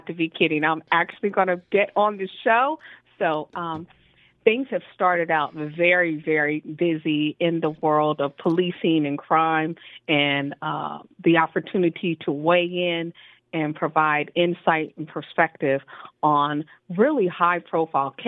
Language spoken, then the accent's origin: English; Trenton, New Jersey, United States; moved away; also born or lived in San Diego, California; I am originally from Trenton, New Jersey.